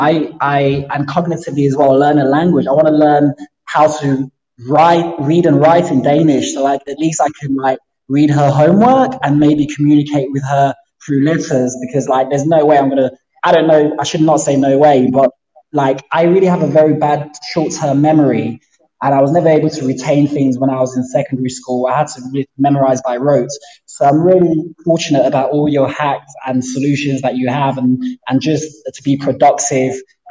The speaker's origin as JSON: {"language": "English", "region": "London", "country": "United Kingdom", "said": "I'm from London. I live in East London."}